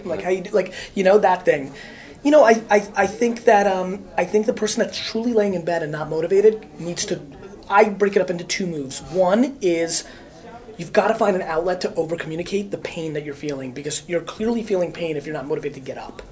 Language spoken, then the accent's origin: English; United States; also born or lived in Russia; I grew up in America